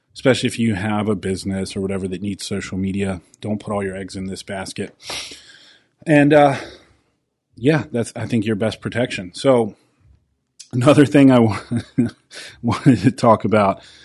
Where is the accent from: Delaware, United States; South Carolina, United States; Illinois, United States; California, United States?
South Carolina, United States; my home state of South Carolina.